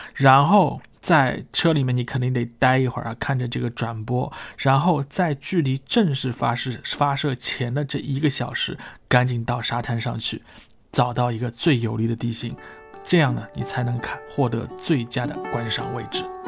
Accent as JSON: {"language": "Chinese", "country": "China", "said": "作为一个中国人的内心啊，自然就开始激动起来"}